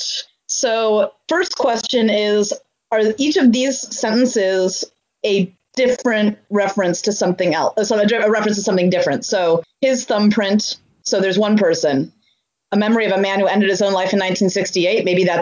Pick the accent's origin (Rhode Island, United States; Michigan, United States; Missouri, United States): Missouri, United States; I'm from Missouri